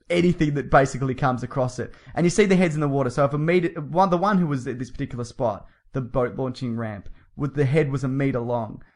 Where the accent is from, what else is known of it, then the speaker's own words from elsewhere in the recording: Melbourne, Victoria, Australia; accent: Australian; we're from Melbourne